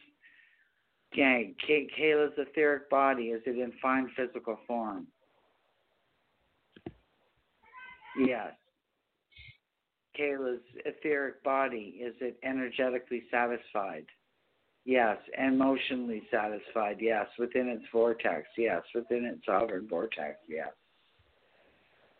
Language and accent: English; Canada; I'm from Canada